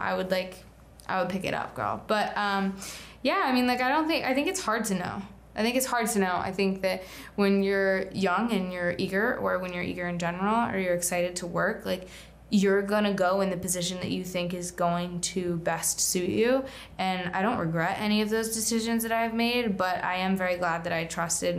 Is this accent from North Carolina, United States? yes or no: yes; Charlotte, North Carolina, United States; moved away; I grew up in North Carolina